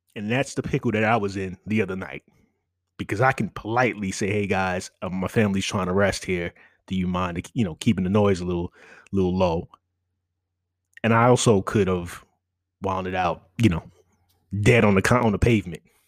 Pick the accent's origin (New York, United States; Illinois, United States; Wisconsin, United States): New York, United States; New York City; moved away as an adult; I'm, I'm a New Yorker